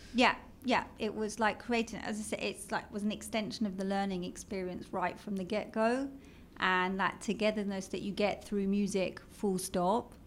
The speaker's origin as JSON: {"language": "English", "region": "London", "country": "United Kingdom", "accent": "British", "moved": "as an adult", "lives_now": "Israel", "said": "as you can tell from my British accent. I'm from London"}